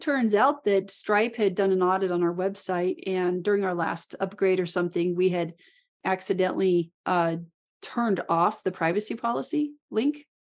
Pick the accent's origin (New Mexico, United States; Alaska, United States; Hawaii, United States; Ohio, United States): Alaska, United States; I was born and raised in Alaska